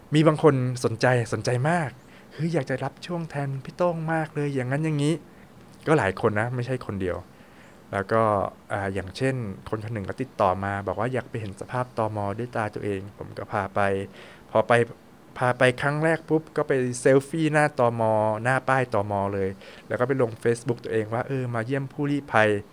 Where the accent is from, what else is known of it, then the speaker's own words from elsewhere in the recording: Thailand; moved away as an adult; also born or lived in France; ถึงผมจะย้ายไปประเทศไหนก็ตาม แต่ว่าผมก็ยังเป็นคนไทย